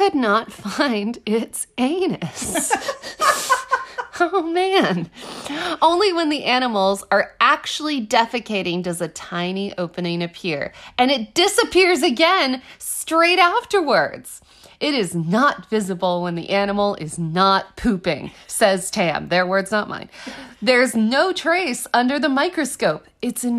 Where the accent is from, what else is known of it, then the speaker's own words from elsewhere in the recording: Austin, Texas, United States; I grew up in Austin